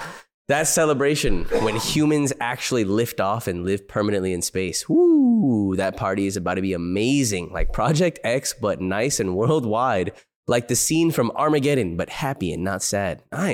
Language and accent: English; New Jersey, United States; Back in high school, growing up in New Jersey, I would smoke in my car at any empty parking lot.